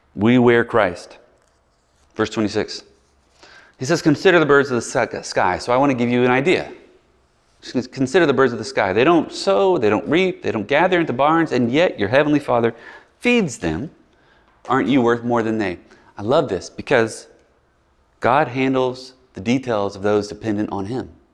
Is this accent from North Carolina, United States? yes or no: no; Biloxi, Mississippi, United States; I'm from Biloxi, and I grew up in a lot of Southern Baptist churches